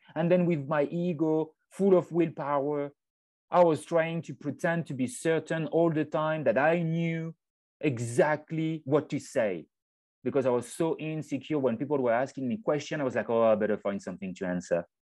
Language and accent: English; French Alps, France; moved away; I was born in the French Alps. Um, so I'm from France